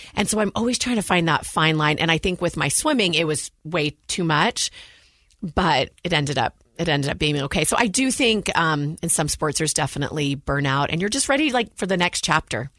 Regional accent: Walnut Creek, California, United States; moved away as an adult; now in Utah, United States; I grew up in the San Francisco Bay Area, Walnut Creek, California

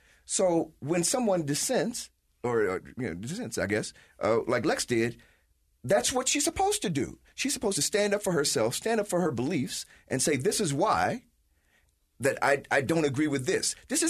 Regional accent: United States; And I'm American. I don't fly a flag.

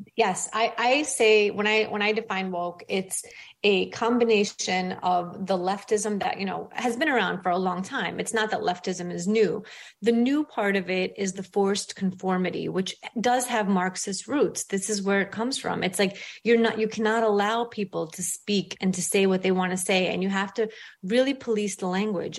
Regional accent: New York City, New York, United States; English is a second language; moved away as an adult; now in Florida, United States; I grew up in a rough part of Brooklyn. I grew up poor. I was an immigrant. I didn't speak English until I went to school

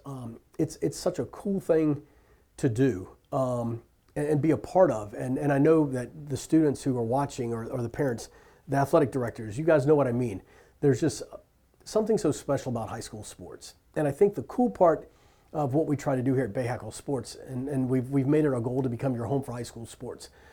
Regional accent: Richmond, Virginia, United States; I was born and raised in Richmond, Virginia

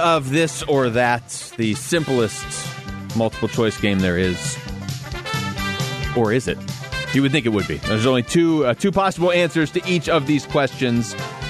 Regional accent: Seattle, Washington, United States; I grew up in Seattle.

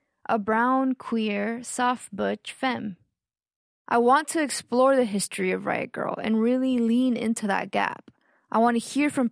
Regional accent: Austin, Texas, United States; born or raised there; also born or lived in Mexico / McAllen, Texas

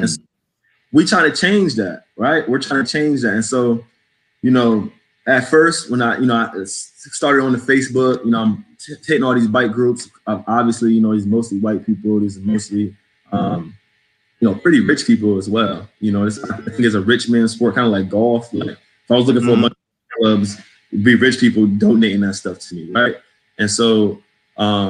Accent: New England, United States; accent: New England; also born or lived in New Jersey / Connecticut; now in Washington, D.C., United States; I sound like I'm from New England. I'm a New England boy.

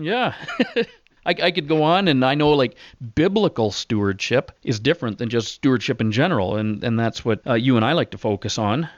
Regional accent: Southwestern Ontario, Canada; also born or lived in West Coast; we grew up in Ontario, uh, without a dad.

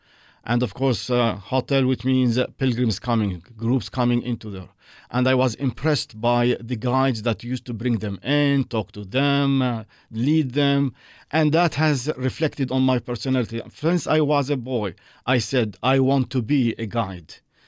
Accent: Jerusalem, Jerusalem District, Israel; I was born in Jerusalem, the old city. I was raised in the old city. I got married in Jerusalem in Israel, and I have my two sons over there as well.

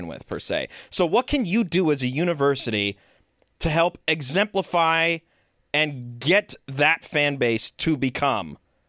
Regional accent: Colorado, United States; now in Arizona, United States; I mean, let's look around the room. I'm from Colorado

